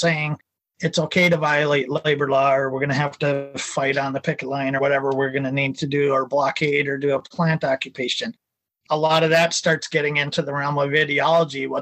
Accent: Minnesota, United States; I'm from Minnesota

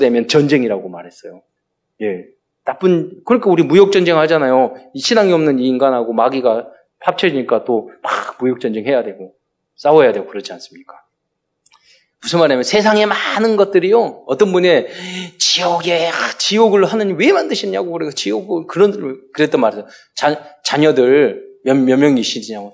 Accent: South Korea; 저는 대한민국 시민권을 가진 자로서

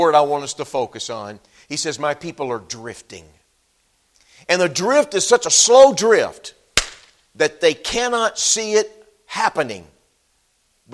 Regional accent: Texas, United States; moved away as an adult; I'm a Texan. Grew up in Texas

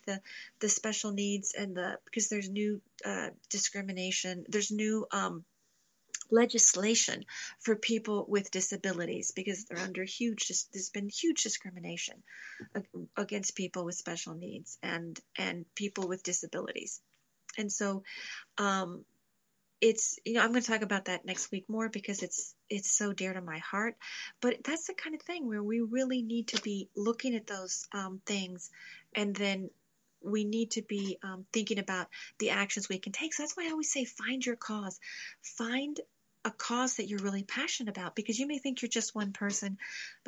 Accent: Louisville, Kentucky, United States; I'm from Louisville

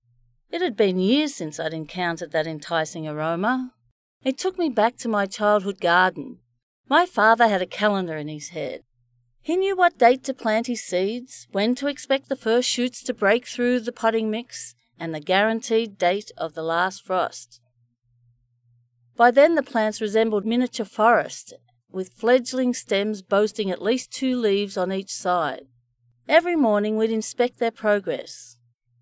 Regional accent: Bendigo, Victoria, Australia; the dry, hard soil in Bendigo, my hometown

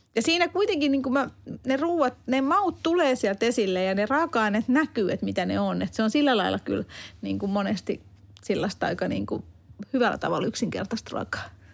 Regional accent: Hungary; now in Finland; mä oon Unkarista kotoisia

